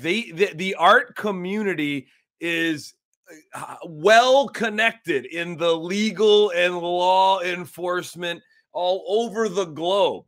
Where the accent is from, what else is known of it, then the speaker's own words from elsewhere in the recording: Northern Ohio, United States; moved away; I'm from Northern Ohio